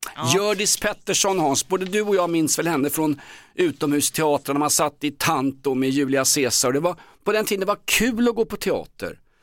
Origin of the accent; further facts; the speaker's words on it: Stockholm, Stockholm County, Sweden; från Vällingby, Dulles Army där jag växte upp